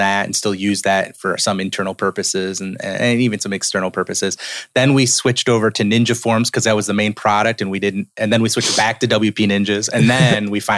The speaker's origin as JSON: {"language": "English", "region": "upstate New York", "country": "United States", "moved": "as an adult", "lives_now": "Tennessee, United States", "said": "I was from New York, upstate New York is where I'm from."}